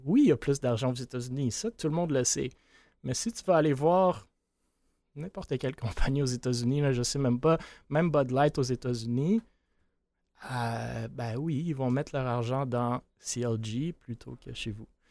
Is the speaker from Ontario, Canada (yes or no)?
no; Quebec, Canada; on est québécois